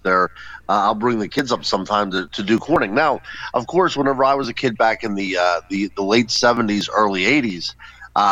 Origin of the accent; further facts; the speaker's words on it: Western Pennsylvania, United States; I grew up in Western Pennsylvania